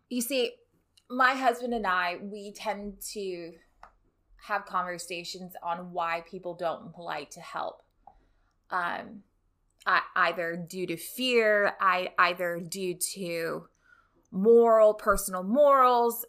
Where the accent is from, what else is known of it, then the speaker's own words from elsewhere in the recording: Rio Grande Valley, Texas, United States; moved away as an adult; now in Houston, United States; I'm from the Rio Grande Valley